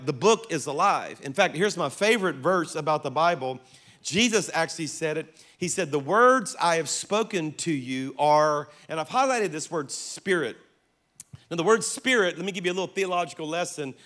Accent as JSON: {"language": "English", "region": "South Louisiana", "country": "United States", "said": "I'm from South Louisiana"}